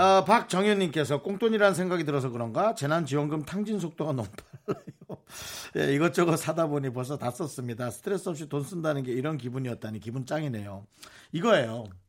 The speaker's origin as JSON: {"language": "Korean", "town": "Gangneung", "region": "Gangwon", "country": "South Korea", "tie": "born or raised there", "moved": "yes", "said": "그리고 우리 때는 강릉이었거든요"}